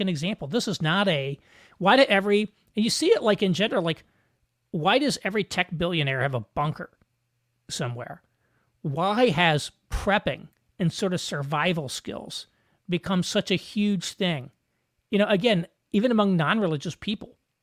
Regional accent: Southern Indiana, United States; I grew up in Southern Indiana

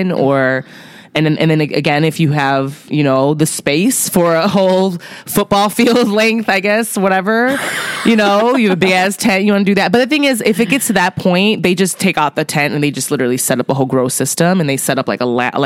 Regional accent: Chicago, Illinois, United States; I'm from Chicago, but, you know, my zip code is not a Chicago zip code

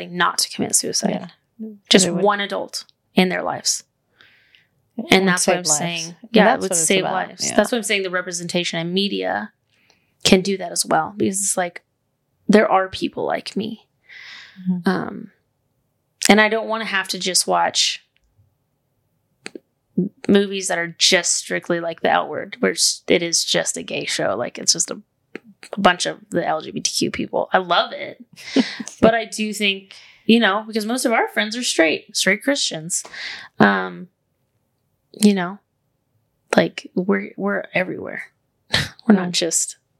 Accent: the South, United States; we're from the South

